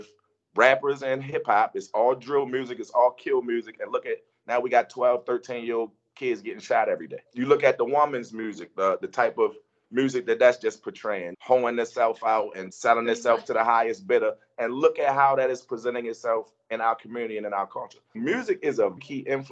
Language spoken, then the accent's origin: English; Baltimore, Maryland, United States; I'm an artist from Baltimore, born and raised in Baltimore, Maryland.